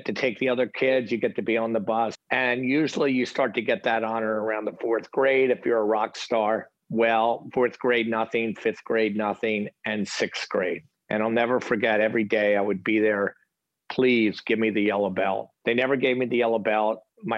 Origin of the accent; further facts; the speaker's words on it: outside of Philadelphia, Pennsylvania, United States; I grew up outside of Philadelphia, kind of middle-class family, great family.